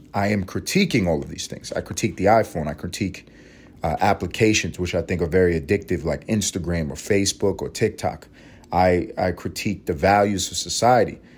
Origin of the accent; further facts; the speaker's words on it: United States; I'm an American